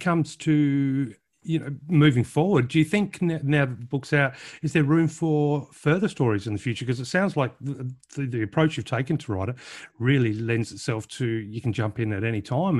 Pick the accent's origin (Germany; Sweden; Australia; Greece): Australia; being an Aussie